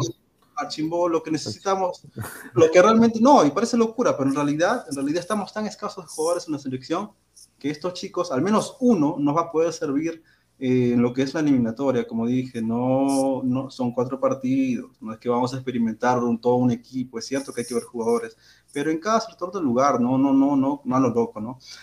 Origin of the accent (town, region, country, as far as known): Peru